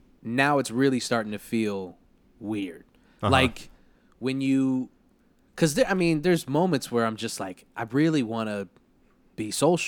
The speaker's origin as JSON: {"language": "English", "town": "Liverpool", "region": "North West England", "country": "United Kingdom", "said": "I'm from Liverpool."}